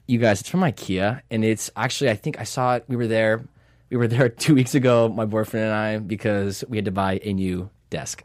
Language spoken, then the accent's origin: English; Seattle, Washington, United States; moved away as an adult; now in Los Angeles, United States; I'm from Seattle